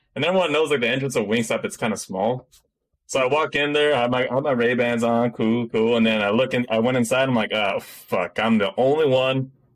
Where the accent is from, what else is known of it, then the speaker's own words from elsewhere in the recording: Philippines; Like, I'm Filipino motherfucker.